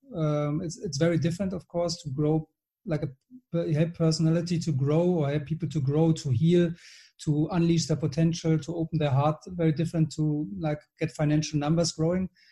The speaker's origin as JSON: {"language": "English", "country": "Germany", "also_born_or_lived": "Switzerland / London / Bordeaux / Gold Coast, Australia", "moved": "as an adult", "lives_now": "Marbella, Spain", "said": "I'm German. I live in Spain, Marbella"}